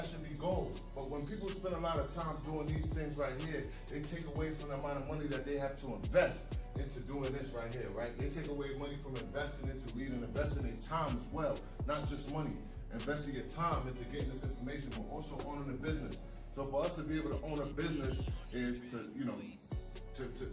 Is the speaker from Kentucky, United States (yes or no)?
no; New York City, New York, United States; I'm from New York City